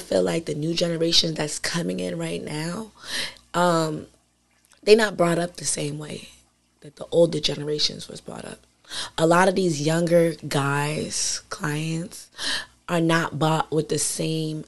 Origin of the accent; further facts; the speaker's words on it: Elizabeth, New Jersey, United States; also born or lived in Atlanta, Georgia; I'm from Elizabeth.